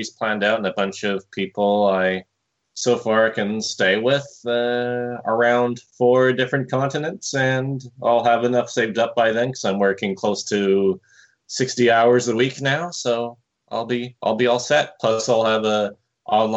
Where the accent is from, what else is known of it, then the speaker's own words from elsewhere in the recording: Canada; We're so Canadian